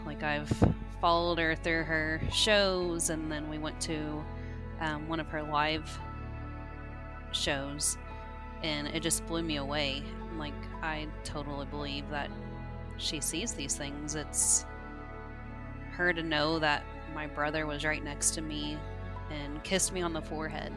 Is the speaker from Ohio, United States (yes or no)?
no; Evansville, Indiana, United States; I'm from Evansville, Indiana